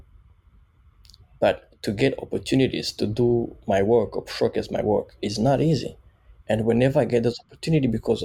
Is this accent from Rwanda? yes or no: yes; Kigali, Rwanda; moved away as an adult; now in Vancouver, Canada; A boy from Nyamirambo